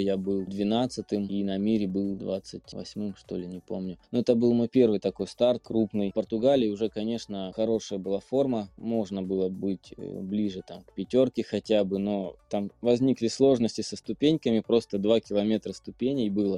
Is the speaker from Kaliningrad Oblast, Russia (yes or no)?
no; Biryuch, Belgorod Oblast, Russia; я сам из Белгородской области, вот, узнал о нашем пробеге, который проходит у меня на родине, город Бирюч